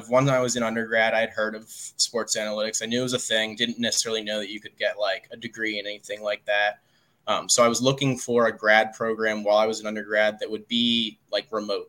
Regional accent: outside Philadelphia, Pennsylvania, United States; I grew up outside Philadelphia.

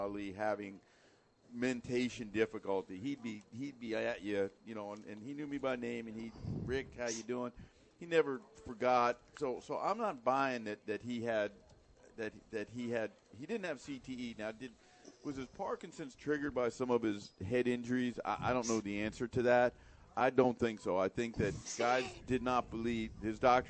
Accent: Miami, Florida, United States; I grew up in Miami, and before I did this for a living, I played pro tennis

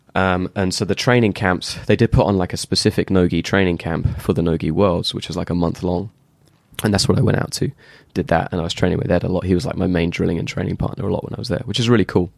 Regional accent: England, United Kingdom; I'm obviously English.

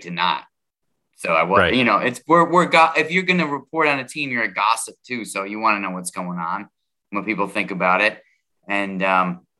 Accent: New York, United States; I grew up in New York State.

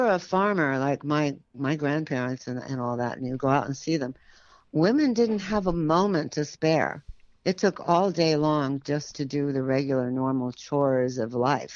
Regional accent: San Francisco, California, United States; I grew up in San Francisco

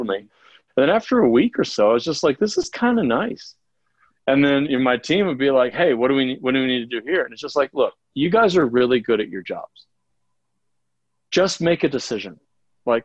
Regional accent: Ohio, United States; moved away as an adult; also born or lived in Florida / Boulder, Colorado; now in Colorado, United States; the only job I'd ever had was at the Gap warehouse in my hometown in Ohio

